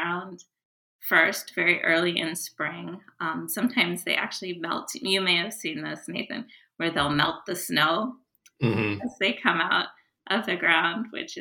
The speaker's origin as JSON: {"language": "English", "country": "United States", "also_born_or_lived": "Japan", "said": "As an American"}